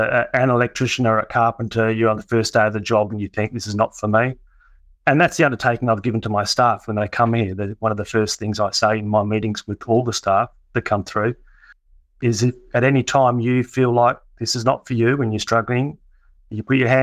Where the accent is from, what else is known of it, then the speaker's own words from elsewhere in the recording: Kalgoorlie, Western Australia, Australia; now in Perth, Australia; So I came down to Perth from Kalgoorlie